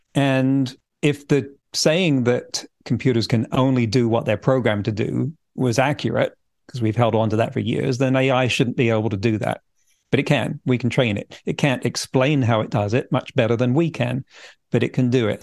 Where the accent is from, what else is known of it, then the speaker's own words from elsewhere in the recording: England, United Kingdom; moved away as an adult; also born or lived in California; now in Vancouver Island, Canada; I grew up in England. In fact, my family didn't move from that county for several generations prior to me